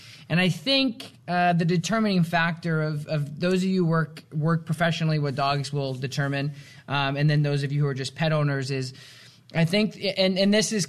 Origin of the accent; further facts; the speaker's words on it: South Glens Falls, New York, United States; my hometown, South Glens Falls